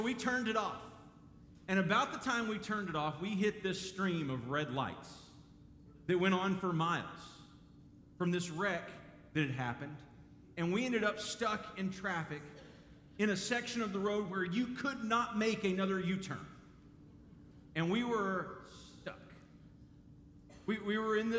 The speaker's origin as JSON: {"language": "English", "town": "Dallas", "region": "Texas", "country": "United States", "tie": "born or raised there", "said": "I grew up in Dallas"}